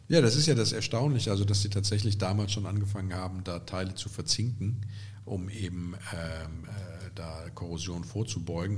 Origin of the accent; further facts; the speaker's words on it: Andernach, Rhineland-Palatinate, Germany; Kottenheim ist ja gar nicht weit weg von meiner Geburtsstadt Andernach